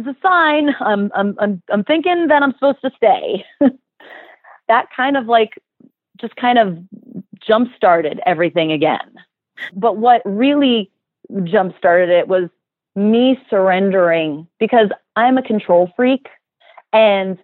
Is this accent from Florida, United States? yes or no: yes; South Florida, United States; moved away; also born or lived in New Jersey; And I grew up, we moved down to South Florida. I grew up there.